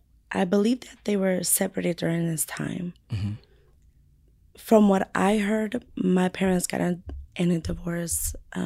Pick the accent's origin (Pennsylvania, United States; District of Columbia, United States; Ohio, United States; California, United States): California, United States; San Bernardino; also born or lived in Fontana, California; I was born in Fontana. Okay, Fontana. But raised in San Bernardino.